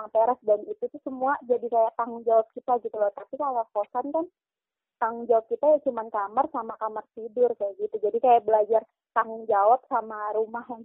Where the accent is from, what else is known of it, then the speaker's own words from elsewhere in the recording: Kalimantan, Indonesia; Dari Kalimantan